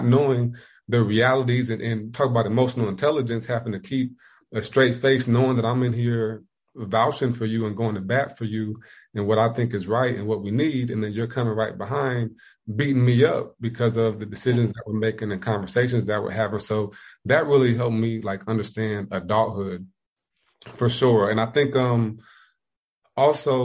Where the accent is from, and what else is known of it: Indiana, United States; moved away as an adult; also born or lived in Ohio; now in South Carolina, United States